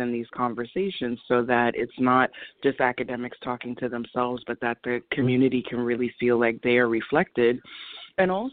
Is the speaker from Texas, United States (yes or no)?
no; New York, United States; my hometown